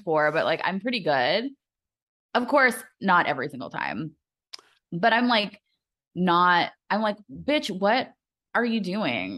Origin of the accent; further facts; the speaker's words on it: United States; I'm just too American